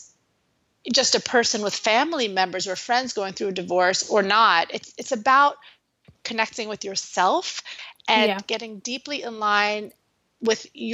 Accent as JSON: {"language": "English", "town": "New York City", "region": "New York", "country": "United States", "moved": "yes", "said": "I'm originally from New York City."}